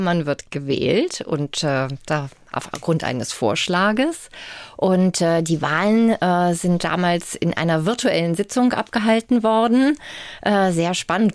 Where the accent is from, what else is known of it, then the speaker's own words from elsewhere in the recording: Bremen, Germany; moved away as an adult; also born or lived in Münster; now in Hamburg, Germany; Ich bin in Bremen geboren, aber bin dann eben auch schon nach dem Abitur zum Studium nach Münster gegangen